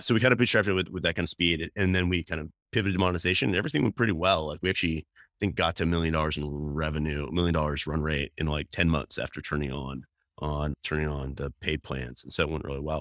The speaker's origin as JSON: {"language": "English", "region": "North Carolina", "country": "United States", "tie": "born or raised there", "moved": "yes", "said": "I grew up in North Carolina, which is actually where I am today"}